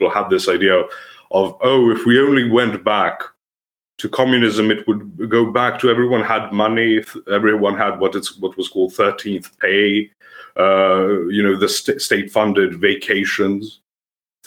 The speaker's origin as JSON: {"language": "English", "country": "Serbia", "second_language": "English", "said": "I'm from Serbia. I'm still in Serbia. I'm not a native English speaker"}